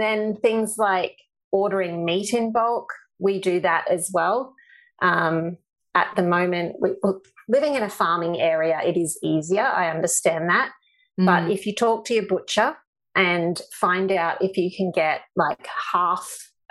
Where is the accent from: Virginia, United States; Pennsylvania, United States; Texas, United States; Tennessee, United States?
Texas, United States; now in Australia; being Texan